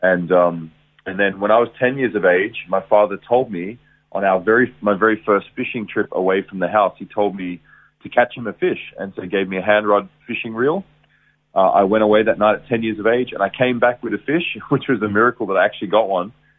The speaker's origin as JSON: {"language": "English", "town": "Geelong", "region": "Victoria", "country": "Australia", "tie": "born or raised there", "said": "I was born in Geelong, Victoria, raised there. Good Geelong boy"}